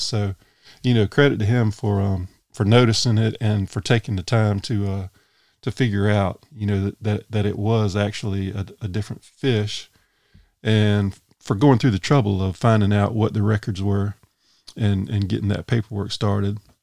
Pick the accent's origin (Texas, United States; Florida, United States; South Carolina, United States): South Carolina, United States; Sumter County; I grew up in Sumter County.